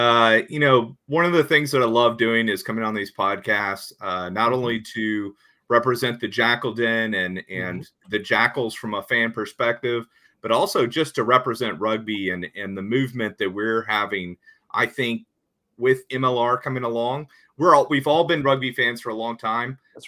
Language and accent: English; Texas, United States; accent: Texas; also born or lived in Ohio; I am born and bred in Texas, between Dallas and Houston. And then spent 4 years in Ohio for a college